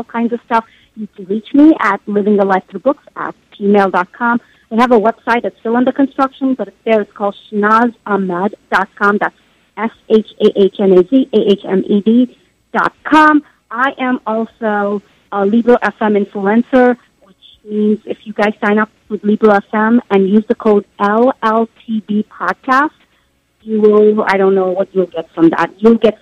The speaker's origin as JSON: {"language": "English", "region": "Southeast India", "country": "India", "tie": "born or raised there", "moved": "yes", "said": "I was born in India."}